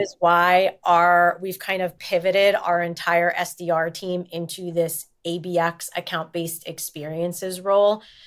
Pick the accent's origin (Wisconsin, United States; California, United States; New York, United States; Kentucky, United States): New York, United States; also born or lived in New Jersey; technically, I'm from New York